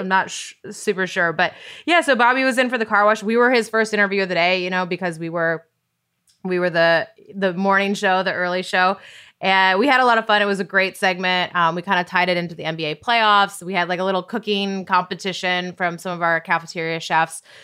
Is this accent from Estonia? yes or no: no; Great Falls, Montana, United States; moved away as an adult; also born or lived in San Diego / San Francisco / Bristol; I grew up in Great Falls, Montana